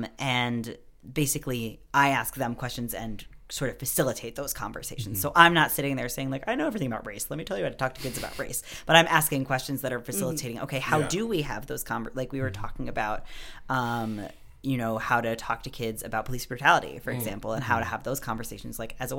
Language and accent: English; New York, United States; moved away as an adult; now in Quebec, Canada; I grew up in New York. Oh, nice. Okay. Yeah, just outside of New York City. But then I lived in New York City for the past, like, 4 or 5 years.